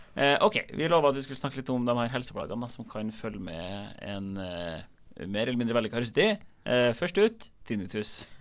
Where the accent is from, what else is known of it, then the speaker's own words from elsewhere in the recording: Trondheim, Trøndelag, Norway; moved away; jeg kommer fra Trondheim, der man ikke har russebusser eller vans